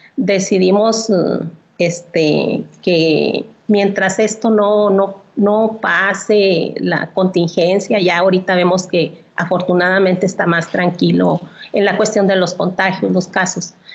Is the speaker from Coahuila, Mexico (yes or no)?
yes; Viesca, Coahuila, Mexico; Yo nací aquí en Viesca y toda mi vida he estado aquí